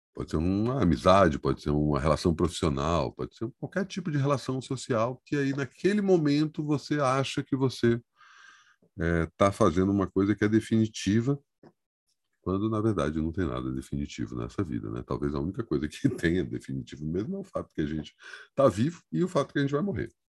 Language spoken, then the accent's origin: Portuguese; Brasília, Federal District, Brazil; eu sou brasiliense, eu não tenho alternativa a não ser brasiliense, né? Eu nasci em Brasília